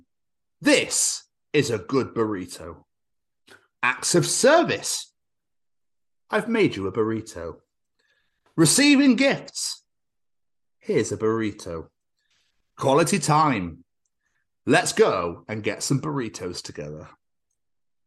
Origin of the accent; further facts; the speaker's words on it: Scotland, United Kingdom; now in Wales, United Kingdom; my home country